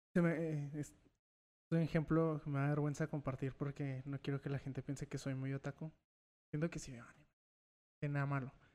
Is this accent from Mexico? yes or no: yes; Mexico; yo, yo no nací en Estados Unidos, yo sí soy mexicano, nada más mexicano